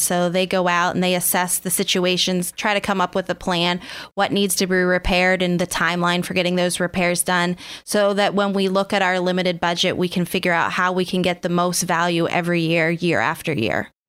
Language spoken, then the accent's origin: English; Oil City, Pennsylvania, United States; I grew up outside of Oil City